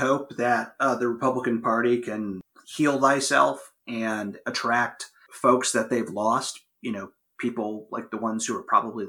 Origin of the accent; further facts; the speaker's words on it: Ohio, United States; also born or lived in Missouri; now in Virginia, United States; I come from Ohio, a former bellwether state that is now staunchly right. I lived in Missouri, our former mutual state, you know, which is now pretty far to the right. And I now live in Virginia